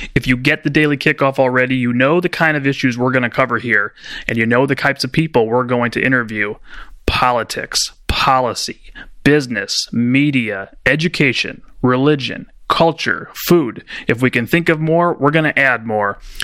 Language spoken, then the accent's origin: English; Chicago, Illinois, United States; my home state of Illinois